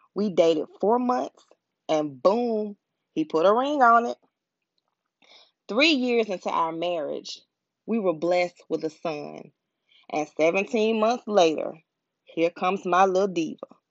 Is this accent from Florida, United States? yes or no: yes; Pensacola, Florida, United States; moved away as an adult; also born or lived in Atlanta, Georgia; I was born and raised in Pensacola, Florida